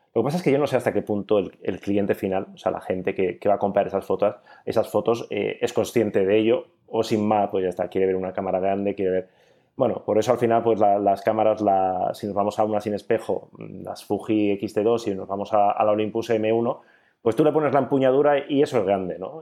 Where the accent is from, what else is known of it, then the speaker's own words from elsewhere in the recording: Bilbao, Basque Country, Spain; soy de Bilbao